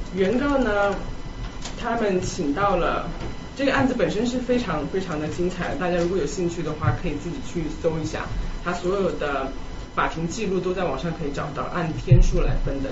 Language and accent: Chinese; Chongqing, China; moved away as an adult; also born or lived in Canada; 我自己呢在，在重庆长大，然后大，高中毕业之后我到加拿大读书